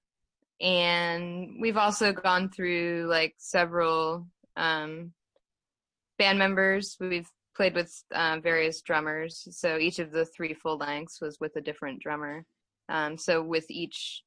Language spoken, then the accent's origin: English; Houston, Texas, United States; we're definitely from Houston.